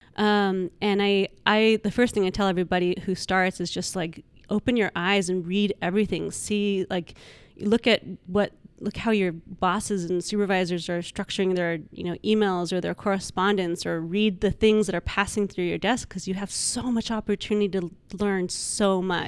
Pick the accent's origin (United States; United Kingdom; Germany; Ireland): United States; Albuquerque, New Mexico; moved away as an adult; also born or lived in Los Angeles; I came from New Mexico, Albuquerque, and my whole family s, was still back there